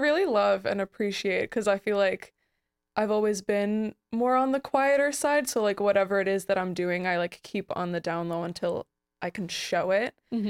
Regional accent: New York, United States; I'm from New York.

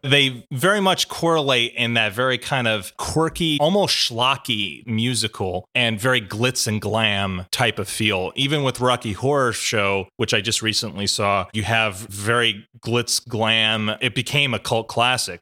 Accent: Australia; our cultural history in Australia

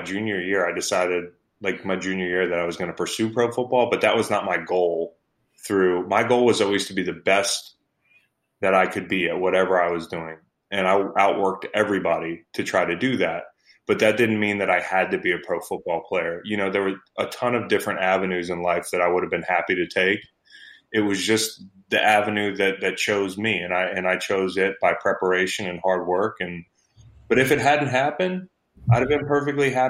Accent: Virginia, United States; And I grew up in Virginia. I still live in Virginia

